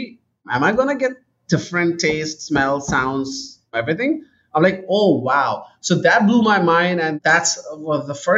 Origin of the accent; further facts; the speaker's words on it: Karachi, Sindh, Pakistan; moved away as an adult; also born or lived in United Kingdom / Canada; Pakistan is a very interesting place. I grew up there